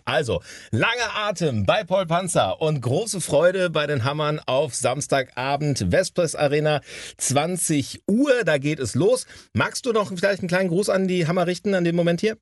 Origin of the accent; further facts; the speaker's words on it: Hamm, North Rhine-Westphalia, Germany; bei uns in Hamm